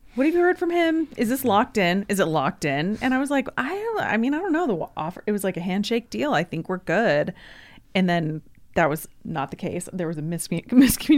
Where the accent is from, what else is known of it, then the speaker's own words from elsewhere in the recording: Yakima, Washington, United States; Yakima is my hometown